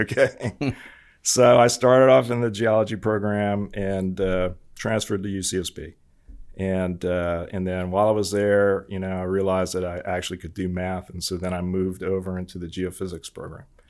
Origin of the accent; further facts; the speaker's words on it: Hawaii, United States; moved away; I was born and raised in Hawaii